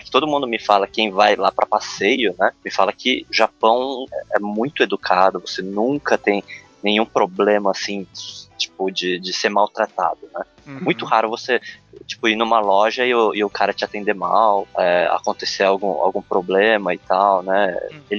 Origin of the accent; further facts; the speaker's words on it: Brazil; parte das pessoas não reparava nem que eu era brasileiro, né?